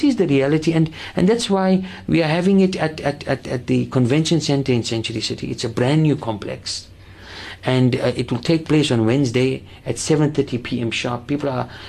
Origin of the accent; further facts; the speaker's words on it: Cape Town, Western Cape, South Africa; we as the Muslim community of Cape Town and South Africa